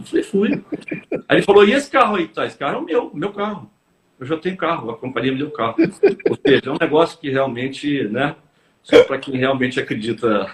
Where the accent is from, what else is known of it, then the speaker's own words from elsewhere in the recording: Belo Horizonte, Minas Gerais, Brazil; moved away as an adult; now in Rio de Janeiro, Brazil; Eu sou mineiro de Belo Horizonte.